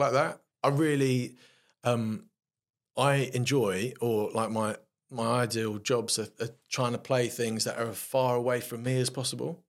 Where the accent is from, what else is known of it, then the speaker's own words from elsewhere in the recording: London, United Kingdom; I grew up in South London in Streatham, West Norwood sort of area